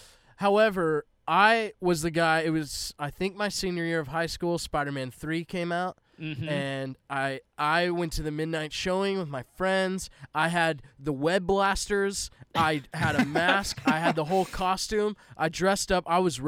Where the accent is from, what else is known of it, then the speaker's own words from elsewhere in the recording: West Coast, United States; West Coast. That's where I'm from. {S0} Yeah. {S2} I grew up in the West Coast.